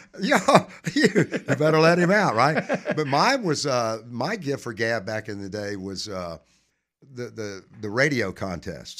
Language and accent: English; Hoover, Alabama, United States; also born or lived in Mobile, Alabama; I went to first grade in Birmingham at Our Lady of Sorrows Catholic School, and we moved from Mobile to Hoover. I was born in Mobile.